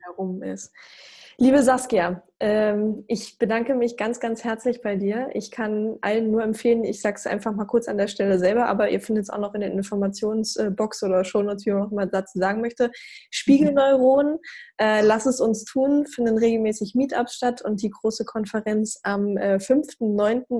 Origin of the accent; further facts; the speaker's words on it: East Germany, Germany; Ich komme selber ja auch aus dem sogenannten Osten, bin 89 geboren und ich werde immer wieder auch äh, als Ossi